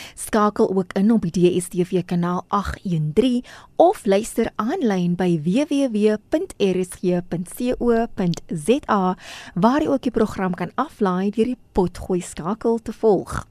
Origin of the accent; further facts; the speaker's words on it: South Africa; ons as Suid-Afrikaners